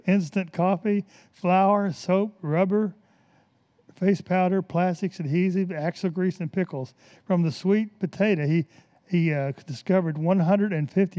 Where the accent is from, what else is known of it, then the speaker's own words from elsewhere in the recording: Birmingham, Alabama, United States; moved away; I was a kid growing up in Birmingham, Alabama